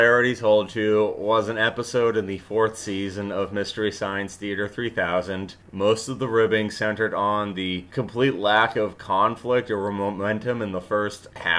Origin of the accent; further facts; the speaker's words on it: Massachusetts, United States; I'm from Massachusetts.